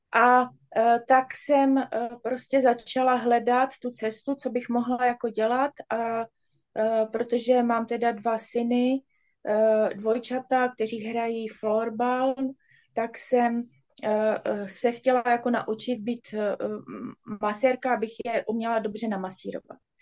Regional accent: Brno, South Moravian Region, Czechia; jsem z Brna a jsem tantrická masérka

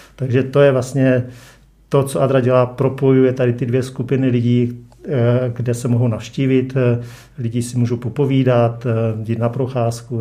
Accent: Frýdek-Místek, Moravian-Silesian Region, Czechia; also born or lived in India / Afghanistan / North Korea / Pakistan; jsem pocházím z Frýdku místku

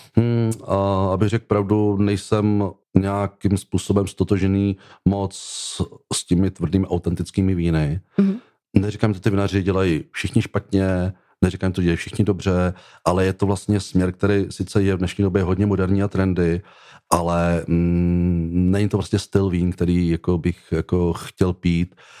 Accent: Czechia; v České republice jsem Čech a jsem hrdý

